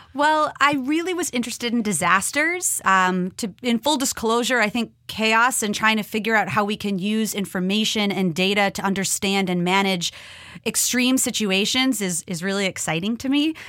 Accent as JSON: {"language": "English", "region": "Minnesota", "country": "United States", "tie": "born or raised there", "moved": "yes", "said": "I grew up in Minnesota"}